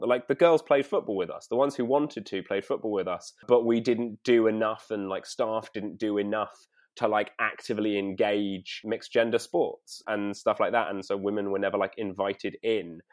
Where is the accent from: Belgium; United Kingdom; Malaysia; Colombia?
United Kingdom; London; I grew up in North London